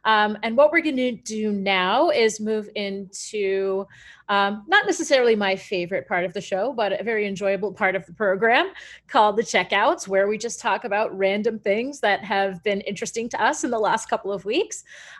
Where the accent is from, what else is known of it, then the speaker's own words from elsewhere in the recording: Canada; I'm Canadian